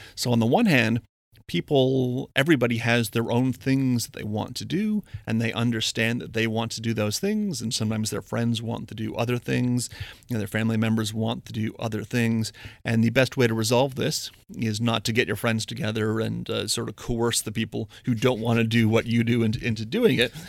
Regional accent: Windsor, Ontario, Canada; I'm from Windsor, Ontario, big, uh, big automotive, the ca-, automotive capital of Canada.

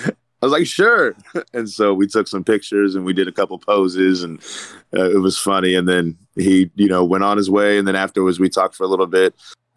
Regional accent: Louisville, Kentucky, United States; I'm not from Indy. I'm actually from Louisville

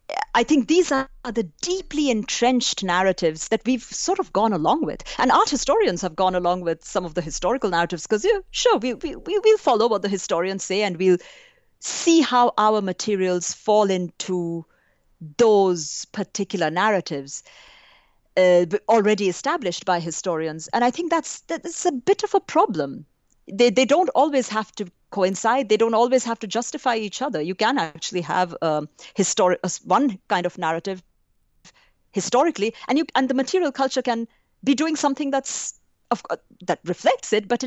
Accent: India; So it's not just as an Indian, but it was also the training at Chicago.

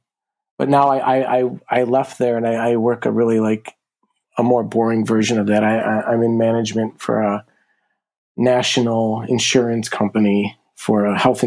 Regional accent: Buffalo, New York, United States; I grew up here in Buffalo. Been here my whole life.

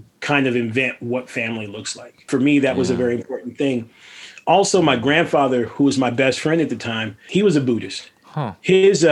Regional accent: Los Angeles, California, United States; I was raised in Venice Beach, California

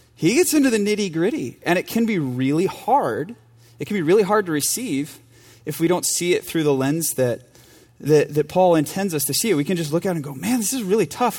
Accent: United States; moved away; my home church and my hometown in front of people who went to high school with me

